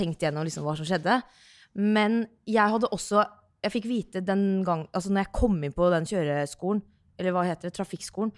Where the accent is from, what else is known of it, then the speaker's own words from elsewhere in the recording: Sarpsborg, Østfold, Norway; also born or lived in Oslo; når jeg er da hjemme i Sarpsborg